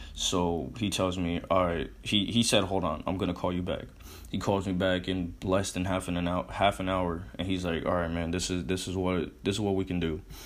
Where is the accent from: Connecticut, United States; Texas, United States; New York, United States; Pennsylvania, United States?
Connecticut, United States; moved away as an adult; also born or lived in Arizona; I'm in Connecticut now. I'm from Connecticut.